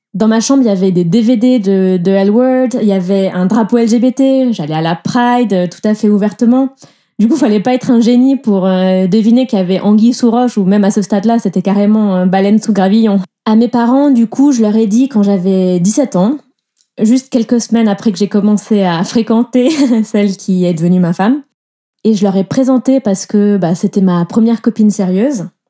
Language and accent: French; southern France, France; moved away as an adult; now in Switzerland; moi, je viens du sud de la France